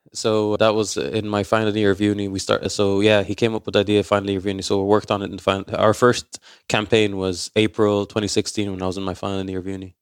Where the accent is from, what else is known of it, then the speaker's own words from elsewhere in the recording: Ireland; I'm raised in Ireland